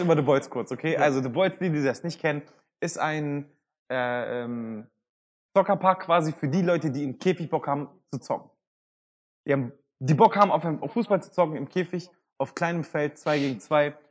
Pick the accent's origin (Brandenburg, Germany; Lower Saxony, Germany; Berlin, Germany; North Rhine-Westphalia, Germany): Lower Saxony, Germany; Hanover; Ich bin geboren und aufgewachsen in Hannover